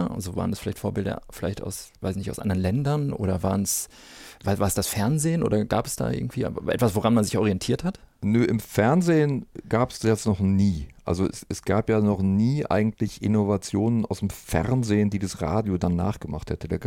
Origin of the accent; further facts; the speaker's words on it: North Rhine-Westphalia, Germany; Ich selber bin ja aus dem Ruhrgebiet, deswegen habe ich diese Anfänge hier in Norddeutschland nicht mitbekommen.